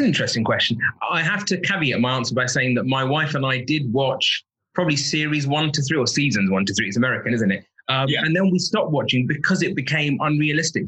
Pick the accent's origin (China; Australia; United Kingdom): United Kingdom; Kent, South East England; I was born in Kent